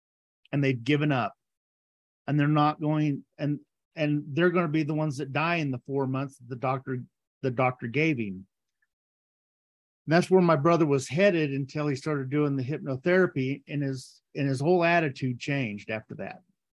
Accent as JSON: {"language": "English", "region": "the South", "country": "United States", "tie": "born or raised there", "said": "I grew up in the South. The South is the Bible Belt."}